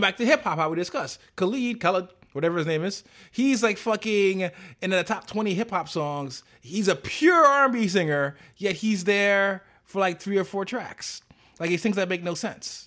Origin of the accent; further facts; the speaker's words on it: New York City, New York, United States; I'm a New Yorker